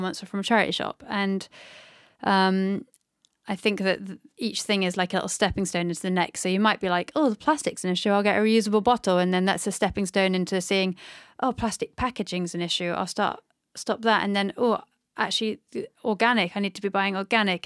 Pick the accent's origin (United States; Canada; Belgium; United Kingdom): United Kingdom; North Devon, South West England; I grew up in North De-, Devon by the sea